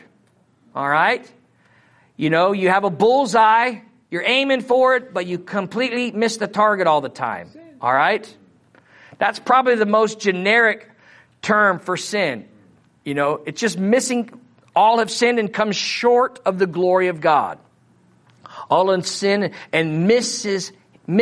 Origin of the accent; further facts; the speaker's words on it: Missouri, United States; accent: Missouri; my Missouri accent